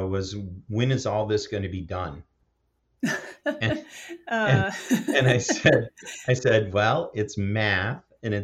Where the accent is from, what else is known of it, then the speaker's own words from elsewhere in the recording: Michigan, United States; I grew up in Michigan in a small town of about 200 people